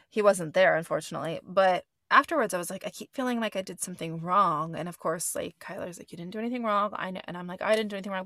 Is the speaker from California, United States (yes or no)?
yes; Gilroy, California, United States; moved away; Every fucking time I go to Gilroy, California, what's up? My hometown